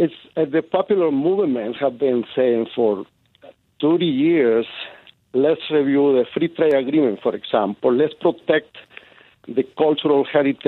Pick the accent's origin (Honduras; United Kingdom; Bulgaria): Honduras; now in United States; I was raised in Honduras and I know the situation there.